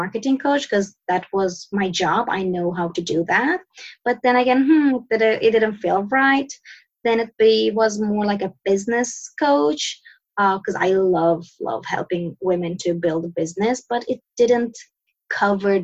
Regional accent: Sweden; moved away as an adult; now in Turkey; I'm born and raised in Sweden. I moved to Turkey to marry my husband

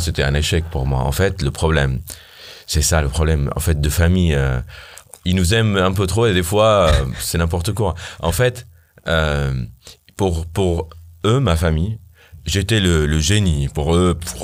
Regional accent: Syria; French is a second language; also born or lived in Armenia; now in Paris, France; je viens de loin, d'ici au moins. Euh, je viens de la Syrie.

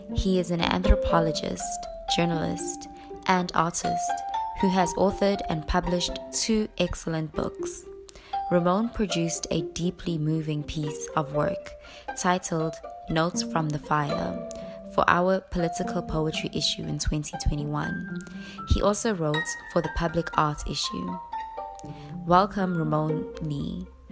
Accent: South Africa; I'm I'm coming from South Africa

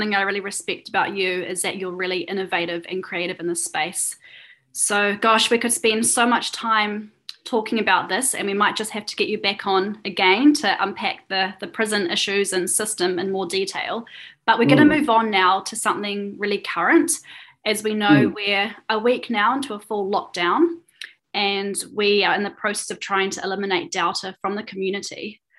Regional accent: New Zealand; As a Kiwi

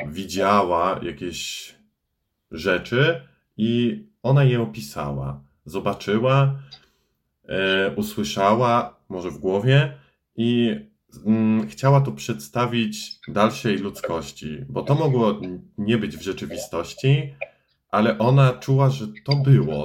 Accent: a village near Starachowice, Świętokrzyskie Voivodeship, Poland; W sumie pochodzę ze wsi, ale najbliższe moje miasto to jest Starachowice

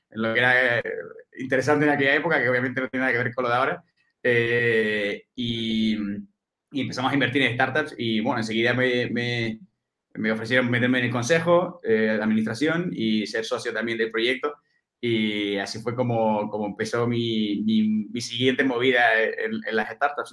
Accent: Canary Islands, Spain; moved away as an adult; now in Madrid, Spain; yo soy, soy canario, nacido en Canarias, me vine aquí a Madrid a estudiar

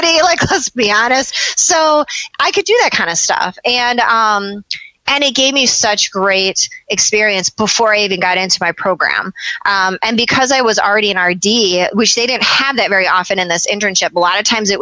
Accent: Michigan, United States; I'm from Michigan

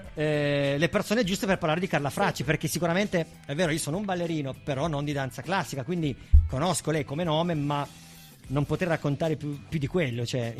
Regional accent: Bra, Piedmont, Italy; io non sono di Alba, sono di Bra

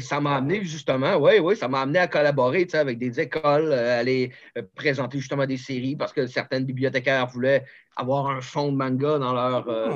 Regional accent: Charlevoix, Quebec, Canada; moved away; je viens de Charlevoix

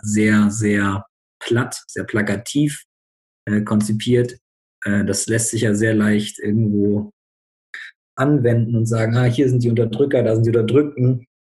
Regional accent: Bremen, Germany; now in Berlin, Germany; ich komme eigentlich aus Bremen, wohne jetzt gerade in Berlin

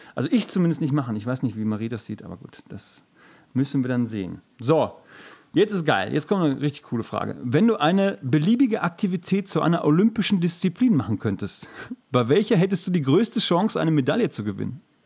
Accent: Gelsenkirchen, North Rhine-Westphalia, Germany; ich komme aus Gelsenkirchen

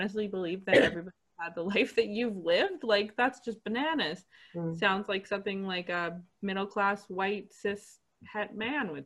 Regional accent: Canada; I am Canadian

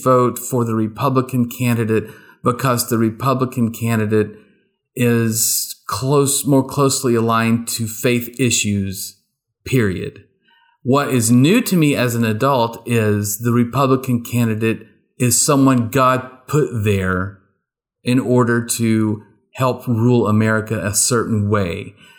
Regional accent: rural East Texas, United States; I grew up in rural East Texas

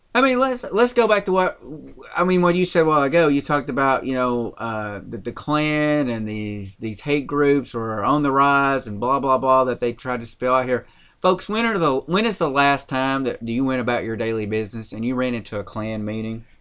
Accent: rural Tennessee, United States; accent: country; we're from Tennessee. That's where we're broadcasting from. And I'm, I'm going to say rural Tennessee by that.

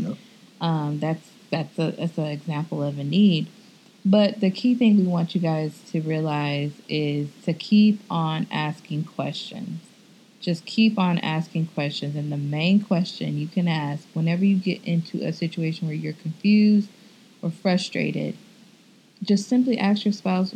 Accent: Midwest, United States; now in Texas, United States; I grew up in the snow. I'm from the Midwest

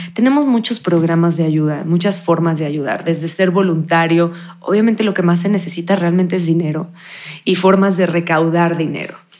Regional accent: Cancún, Quintana Roo, Mexico; yo naciendo en Cancún, la mayoría de mis amigos hablaban como chucatecos

